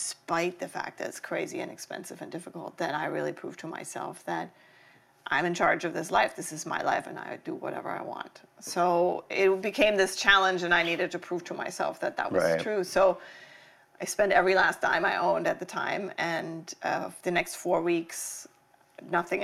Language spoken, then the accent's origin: English; Germany; moved away; also born or lived in Los Angeles, United States; growing up in Germany